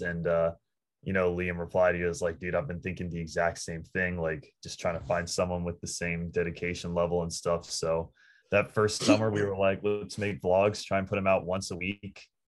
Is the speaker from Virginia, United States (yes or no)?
yes; Northern Virginia, United States; We're in Northern Virginia